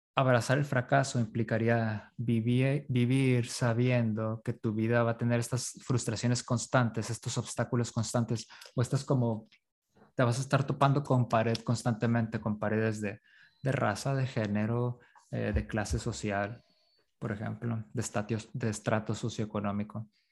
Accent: La Paz, Baja California Sur, Mexico; also born or lived in Iztapalapa, Mexico City; now in Mexico City, Mexico; yo nací en La Paz

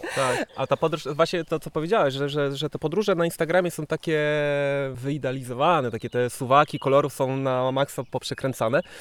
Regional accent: Żory, Silesian Voivodeship, Poland; ja jestem z Żor

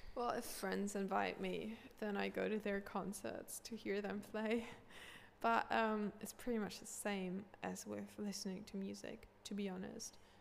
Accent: Hamburg, Germany; I grew up in Hamburg

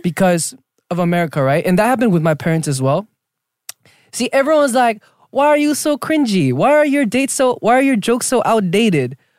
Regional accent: Southern California, United States; also born or lived in Argentina; all Korean kids in South California, Southern California, they go to church

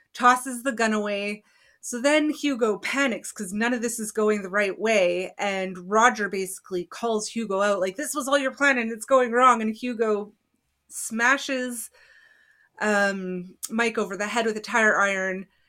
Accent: Canada; I'm Canadian

